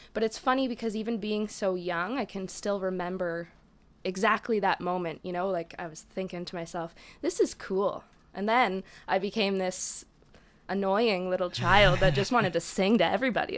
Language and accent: English; Lakefield, Ontario, Canada; born and raised in Peterborough, um, outside of Peterborough, actually, Lakefield